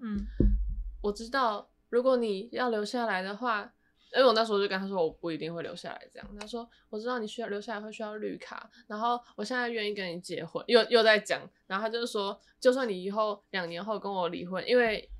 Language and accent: Chinese; Taiwan; moved away; 我现在我是台湾人欸